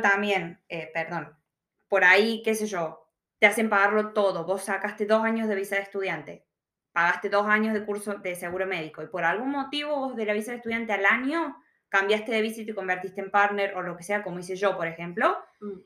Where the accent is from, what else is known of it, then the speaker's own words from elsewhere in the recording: Argentina; now in Victoria, Australia; nosotros siendo argentinos